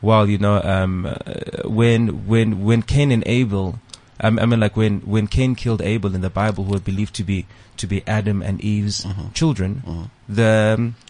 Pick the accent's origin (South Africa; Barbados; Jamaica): South Africa; Port Elizabeth, Eastern Cape; also born or lived in Uitenhage; now in Johannesburg, South Africa; That's my hometown